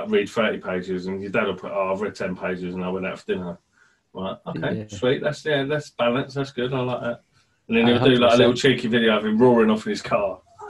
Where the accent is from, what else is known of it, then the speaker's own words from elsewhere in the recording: Birmingham, West Midlands, United Kingdom; accent: Brummie; So I'm from Birmingham originally, not that you know, because I had elocution lessons to get rid of my accent. I didn't really, but I just tell people that. I just don't talk like a Brummie, unless I talk to my mum on the phone, then I do.